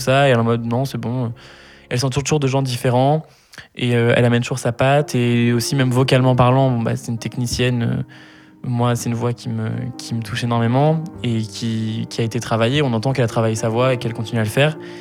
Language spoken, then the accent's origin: French; Sainte-Euphémie, Auvergne-Rhône-Alpes, France; also born or lived in Lyon; je suis né à Lyon, euh, Lyon 4e, pour ceux qui s'intéressent, 4 arrondissement de Lyon. Euh, j'ai vécu un an dans la ville même avec mes deux parents et ma grande sœur, qui mhm. s'appelle Lucille.